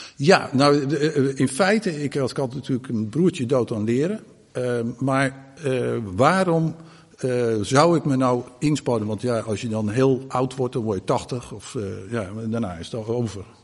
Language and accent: Dutch; Groot-Ammers, South Holland, Netherlands; toen ben ik dus opgegroeid in Groot Ammers